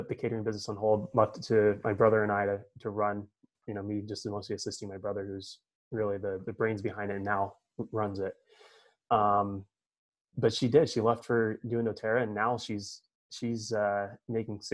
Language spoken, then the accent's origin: English; Tooele, Utah, United States; also born or lived in Florida; I grew up in Tooele. Right out of high school, I went and I was on the football team at University of Utah